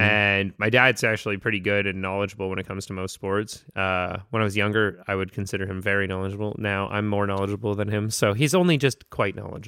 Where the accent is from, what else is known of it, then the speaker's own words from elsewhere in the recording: North Vancouver, British Columbia, Canada; so B C, growing up, like, I was born in North Van.